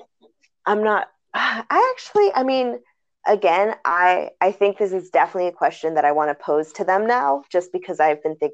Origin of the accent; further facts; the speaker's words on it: United States; I grew up and lived here. I was born here